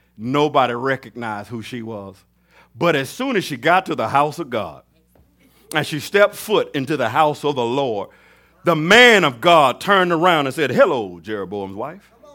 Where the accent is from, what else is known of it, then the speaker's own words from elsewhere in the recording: Mobile, Alabama, United States; I'm from Mobile, Alabama